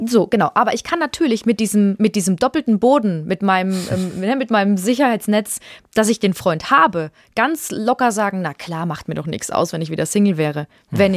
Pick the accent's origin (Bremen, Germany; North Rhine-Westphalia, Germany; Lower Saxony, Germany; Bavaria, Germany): Bavaria, Germany; Würzburg; ich komme ja aus Würzburg